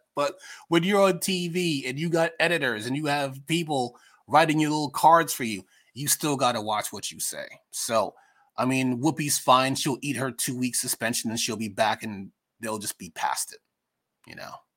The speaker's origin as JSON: {"language": "English", "region": "New York", "country": "United States", "also_born_or_lived": "Long Island", "moved": "yes", "said": "I'm from New York. I never learned how to drive because New York traffic is ridiculous as is."}